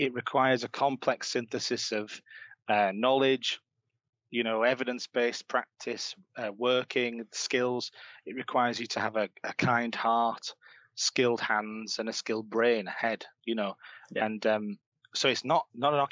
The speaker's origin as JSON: {"language": "English", "town": "Leeds", "region": "Yorkshire and the Humber", "country": "United Kingdom", "tie": "born or raised there", "said": "I grew up in Leeds. You might be able to tell from my accent"}